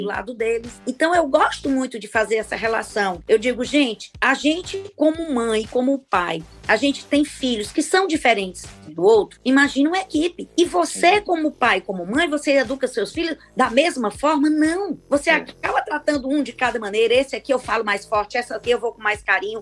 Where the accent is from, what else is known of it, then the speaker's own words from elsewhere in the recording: Fortaleza, Ceará, Brazil; eu sou de Fortaleza